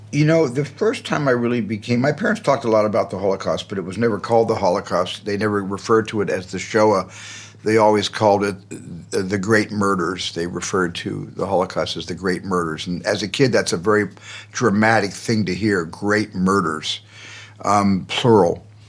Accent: Arizona, United States; in a family, in a large family growing up in Arizona.

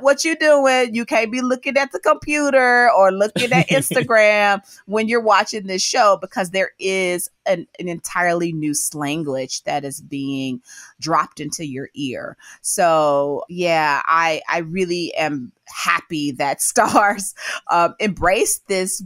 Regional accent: Memphis, Tennessee, United States; that's a word that I grew up saying in Memphis

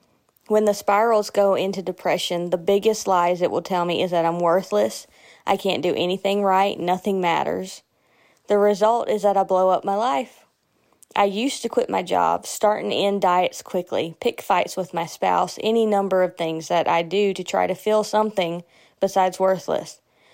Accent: Jackson, Mississippi, United States; from Jackson, Mississippi.

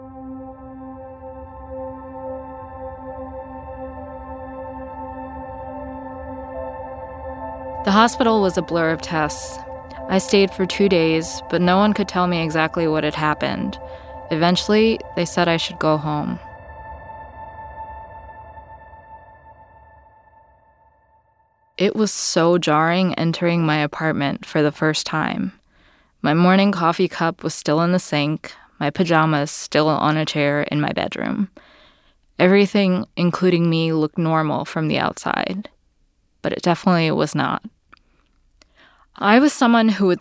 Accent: New Orleans, Louisiana, United States; moved away; also born or lived in New York; When I was growing up in New Orleans

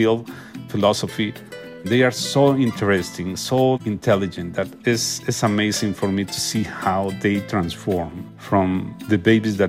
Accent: Mexico; English is a second language; moved away as an adult; I'm a doctor from Mexico

